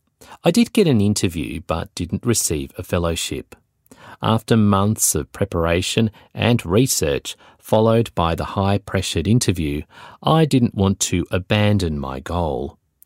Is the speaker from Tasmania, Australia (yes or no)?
yes; Tasmania, Australia; now in Melbourne, Australia; I never went back to work in my home state of Tasmania again. Instead, I moved to Melbourne.